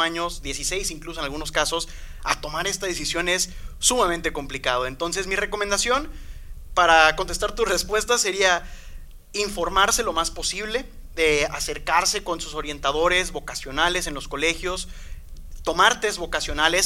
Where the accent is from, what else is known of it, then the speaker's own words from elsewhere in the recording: Veracruz, Mexico; moved away as an adult; also born or lived in Mexico City; now in Monterrey, Mexico; Yo vengo de Veracruz, si soy sincero, nací en Ciudad de México, pero ahí no estuve casi nada. Eh, yo siempre digo y diré que vengo de Veracruz